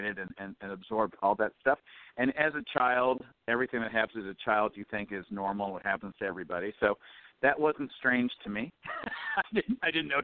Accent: Detroit, Michigan, United States; I came from Detroit

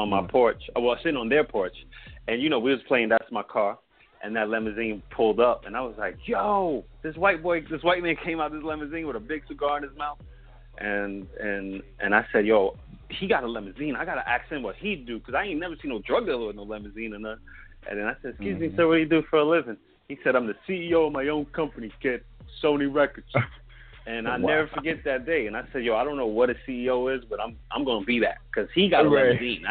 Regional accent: East Orange, New Jersey, United States; also born or lived in Newark, New Jersey; I was born in Newark, New Jersey. But I was, grew up in East Orange, New Jersey

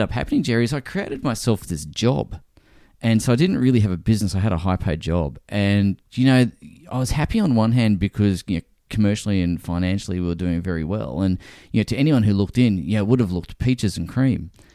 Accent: Brisbane, Queensland, Australia; moved back to Brisbane, which is my hometown.

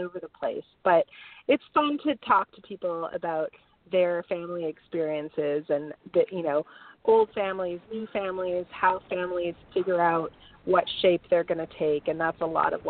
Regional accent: Bay Area, California, United States; moved away; my street corners in the Bay Area

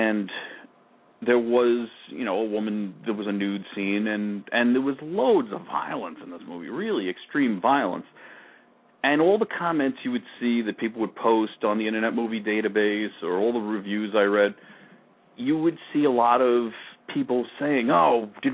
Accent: Long Island, New York, United States; I grew up in Long Island

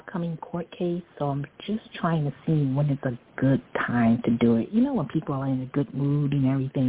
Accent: Freeport, New York, United States; I was born in Freeport, Long Island.

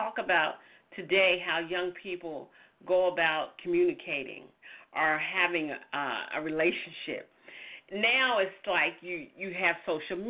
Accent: the South, United States; you hear my voice, I'm from the South, and the church was in the middle of our community

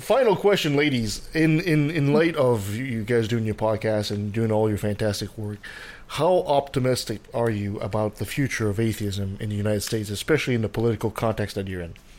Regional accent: Canada; I'm French Canadians

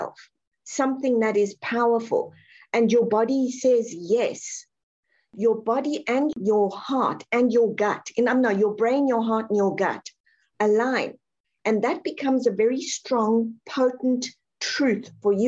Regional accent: South Africa; I'm born and raised South African.

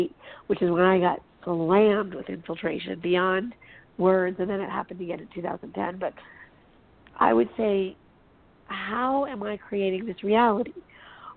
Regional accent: Los Angeles, California, United States; I'm from Hollywood

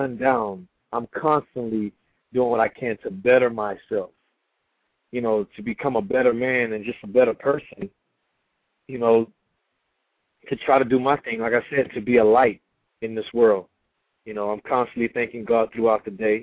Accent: Beaumont, Texas, United States; moved away as an adult; also born or lived in Houston, Texas; now in Los Angeles, United States; Beaumont, Texas, my hometown

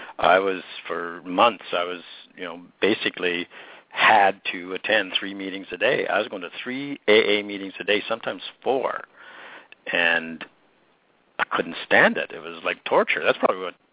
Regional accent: Penticton, British Columbia, Canada; my hometown in Penticton

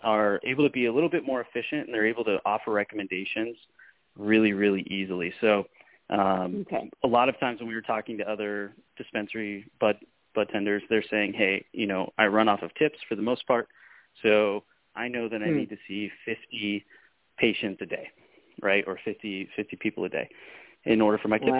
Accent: Spokane, Washington, United States; moved away as an adult; now in Phoenix, United States; back in my hometown of Spokane, Washington

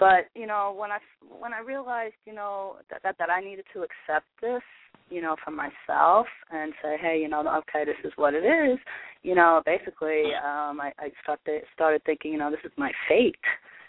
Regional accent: New York, United States; now in Kansas City, United States; Hi, I'm from Kansas City. Originally a New Yorker.

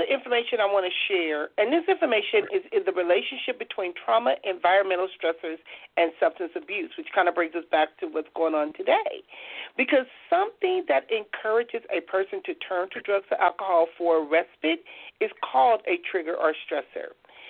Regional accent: Compton, California, United States; And, you know, growing up in Compton

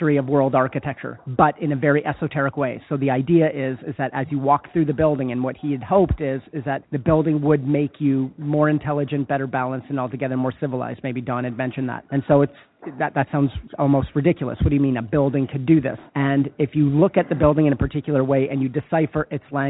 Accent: Winnipeg, Manitoba, Canada; my hometown

